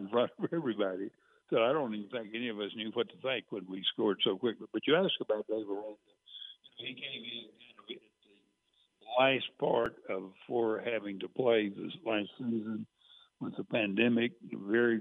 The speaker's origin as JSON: {"language": "English", "town": "Cameron", "region": "Texas", "country": "United States", "tie": "born or raised there", "said": "I grew up in Central Texas in Cameron, so I was going to Baylor games when I was 6 and 7 years old."}